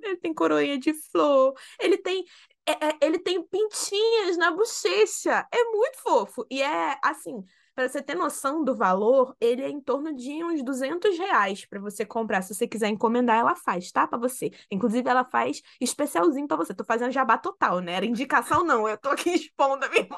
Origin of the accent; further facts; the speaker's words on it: Rio, Rio de Janeiro, Brazil; nós somos do Rio